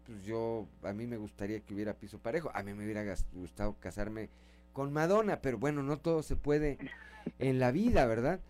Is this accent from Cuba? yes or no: no; Coahuila, Mexico; como buenos coahuilenses